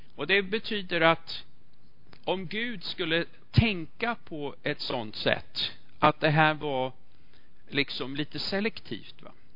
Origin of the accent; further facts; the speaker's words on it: Sweden; vi är svenskar